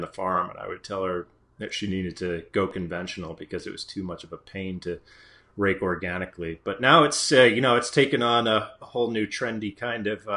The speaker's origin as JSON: {"language": "English", "region": "Maine", "country": "United States", "tie": "born or raised there", "said": "I grew up in Maine and grew up on an organic blueberry farm"}